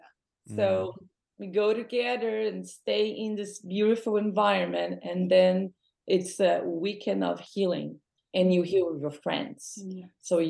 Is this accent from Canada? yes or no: no; Brazil; moved away as an adult; now in Los Angeles, United States; I am Brazilian. I was born in Brazil, raised in Brazil, but I live in four different countries